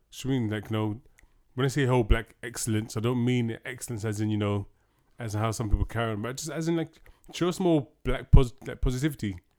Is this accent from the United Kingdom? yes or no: yes; United Kingdom; we are British